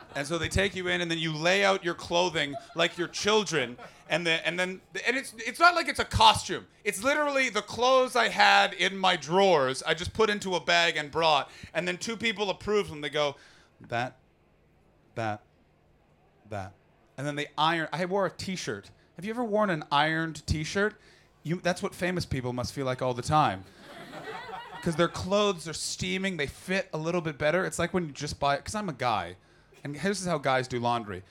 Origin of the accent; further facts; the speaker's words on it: Canada; as a Canadian